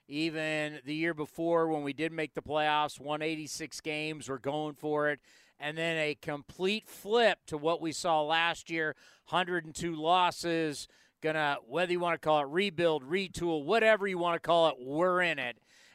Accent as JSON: {"language": "English", "town": "San Diego", "region": "California", "country": "United States", "moved": "yes", "said": "I'm originally from San Diego"}